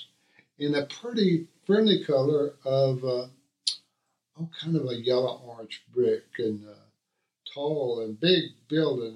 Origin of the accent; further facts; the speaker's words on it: Houston, Texas, United States; now in San Leon, United States; My childhood, I remember our address over on Sunset Boulevard in Southampton area of Houston